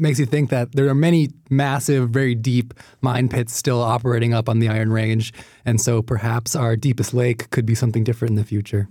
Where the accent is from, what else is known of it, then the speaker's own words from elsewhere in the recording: Minnesota, United States; I grew up in Minnesota